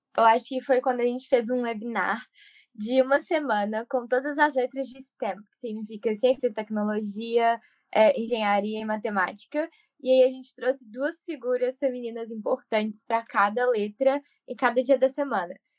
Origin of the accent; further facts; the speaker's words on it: Belo Horizonte, Minas Gerais, Brazil; now in Milton, United States; eu falo de Milton, Massachusetts, e, mas eu sou original de Belo Horizonte, Minas Gerais.